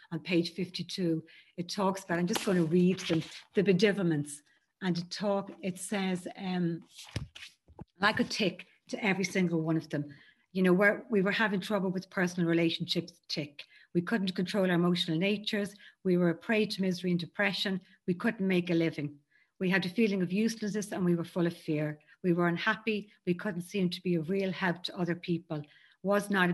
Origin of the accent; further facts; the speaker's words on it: Ireland; I grew up in Ireland in a very Catholic home.